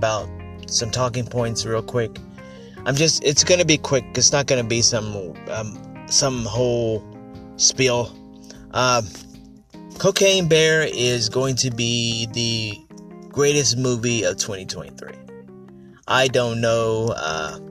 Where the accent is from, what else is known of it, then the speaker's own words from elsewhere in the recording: United States; being an American